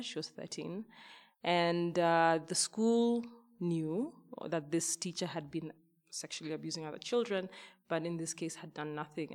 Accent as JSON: {"language": "English", "country": "Kenya", "tie": "born or raised there", "said": "a young girl growing up in Kenya"}